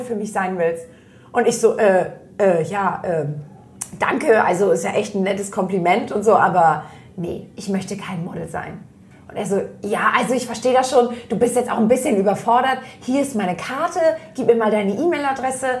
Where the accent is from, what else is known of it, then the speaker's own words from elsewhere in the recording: Germany; ich komme aus der Nähe von Hamburg